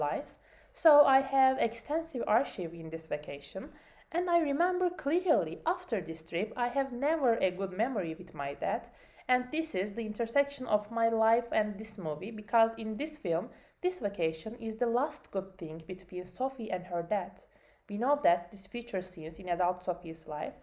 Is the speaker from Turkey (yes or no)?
yes; Turkey; English is a second language; my home country, Turkey